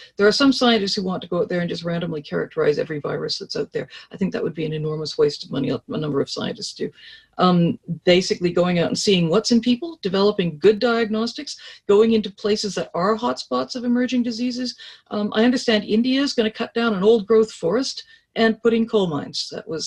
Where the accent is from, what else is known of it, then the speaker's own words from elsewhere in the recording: Canada; I speak as a Canadian